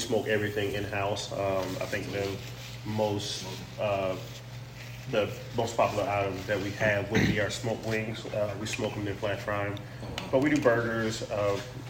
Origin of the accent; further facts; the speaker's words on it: Lake City, South Carolina, United States; I am originally from Lake City, South Carolina